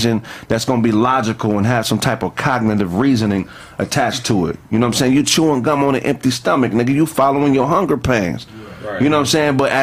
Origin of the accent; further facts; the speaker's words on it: Pasadena, California, United States; I'm from Pasadena all day